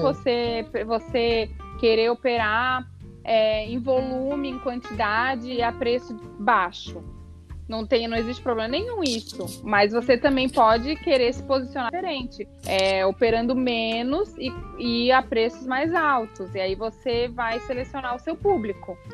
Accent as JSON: {"language": "Portuguese", "town": "Florianópolis", "region": "Santa Catarina", "country": "Brazil", "also_born_or_lived": "Rio de Janeiro / São Paulo", "moved": "as an adult", "said": "eu sou de Florianópolis"}